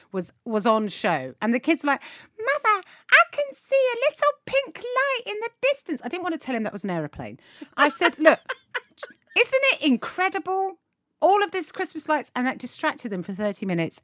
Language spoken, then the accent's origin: English; United Kingdom; we as British people